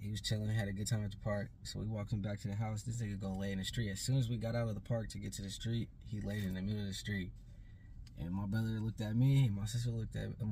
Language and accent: English; Portland, Oregon, United States; I was born in Portland, Oregon.